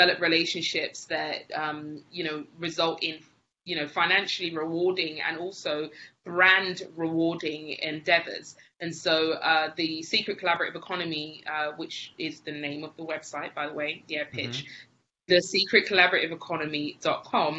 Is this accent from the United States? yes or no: no; England, United Kingdom; moved away as an adult; now in Spain; I'm from England originally. I moved to Spain with my husband afterwards.